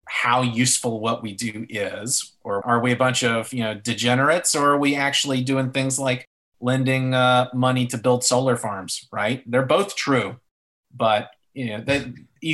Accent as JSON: {"language": "English", "region": "North Carolina", "country": "United States", "tie": "born or raised there", "said": "Representative McHenry from my home state"}